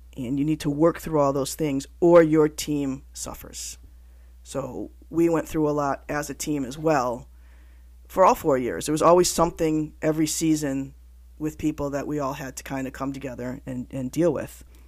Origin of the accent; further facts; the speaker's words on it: Connecticut, United States; I'm from Connecticut, so I kinda have an accent